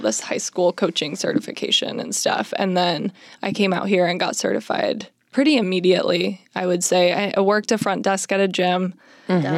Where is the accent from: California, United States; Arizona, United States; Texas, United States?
Arizona, United States; now in Los Angeles, United States; I'm from Arizona